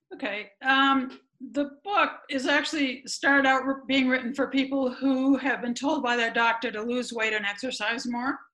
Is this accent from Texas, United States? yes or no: no; a suburb around Chicago, Illinois, United States; moved away as an adult; also born or lived in Ohio; I grew up running around the neighborhood, and my bike was my best friend, and all that stuff back in the day. It was safe to do that kind of thing in my little suburb around Chicago